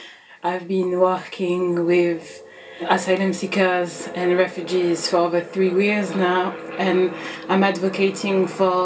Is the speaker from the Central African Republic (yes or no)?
yes; Central African Republic; also born or lived in France; now in United Kingdom; I use she, her pronoun. I am based in the UK. I was born in France and I'm originally from the Central African Republic.